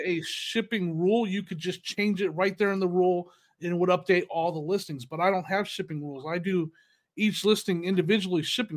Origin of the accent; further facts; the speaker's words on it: United States; moved away; also born or lived in Northern California / Arizona; in Northern California and Arizona